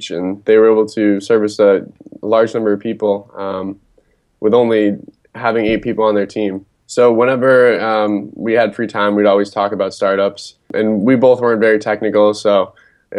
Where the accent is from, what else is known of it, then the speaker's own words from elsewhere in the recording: Acton, Massachusetts, United States; I'm from just outside Boston in a town called Acton, Massachusetts